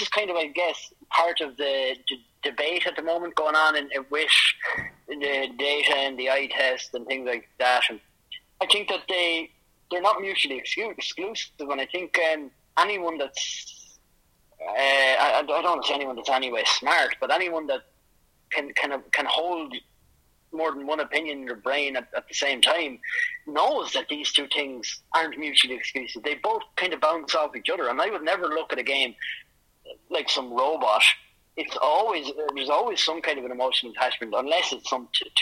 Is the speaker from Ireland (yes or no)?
yes; Ireland; moved away as an adult; now in Spain; I grew up in Ireland